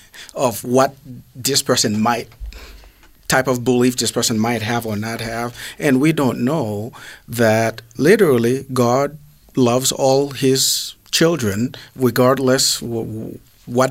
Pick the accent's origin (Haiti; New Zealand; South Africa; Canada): Haiti; moved away; I'm from Haiti